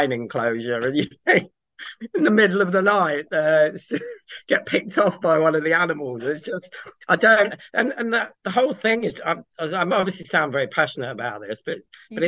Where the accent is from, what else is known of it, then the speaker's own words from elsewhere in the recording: Kent, South East England, United Kingdom; moved away; also born or lived in Cheshire / Pembrokeshire, Wales; I grew up in Kent